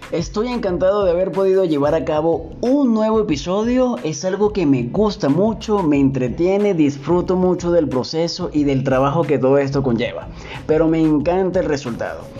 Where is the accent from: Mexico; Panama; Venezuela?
Venezuela; moved away as an adult; mi país natal, Venezuela